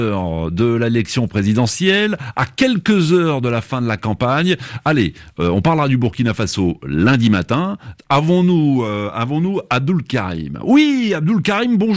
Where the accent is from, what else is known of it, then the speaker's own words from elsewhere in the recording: Chad; now in Nantes, France; Je suis tchadien, oui.